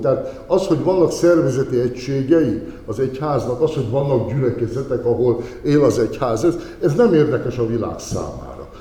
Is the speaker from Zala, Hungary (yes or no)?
no; Zselickisfalud, Somogy, Hungary; now in Kaposvár, Hungary; a szülőfalumnak a lelkésze, és Zseric kisfaludi vagyok